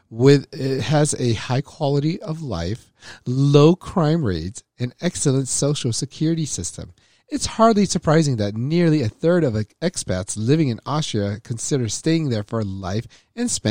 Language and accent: English; Slovakia; I'm from I'm from Slovakia.